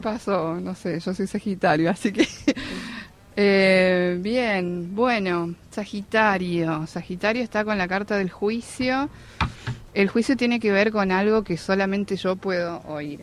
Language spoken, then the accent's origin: Spanish; San Luis, Argentina; moved away as an adult; now in Buenos Aires, Argentina; yo soy de San Luis y me vine a vivir en febrero acá Capital